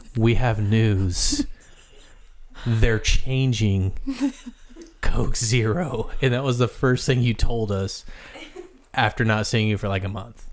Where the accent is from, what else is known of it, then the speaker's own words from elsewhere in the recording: Midwest, United States; I grew up in the Midwest